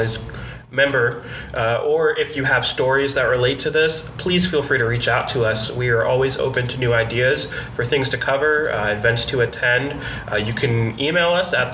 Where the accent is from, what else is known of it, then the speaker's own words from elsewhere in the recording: United States; moved away as an adult; now in Glasgow, United Kingdom; being an American